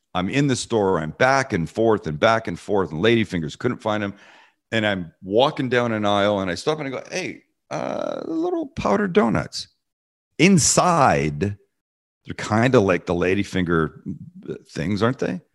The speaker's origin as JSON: {"language": "English", "town": "Vancouver", "region": "British Columbia", "country": "Canada", "moved": "yes", "said": "I'm from Vancouver, Canada"}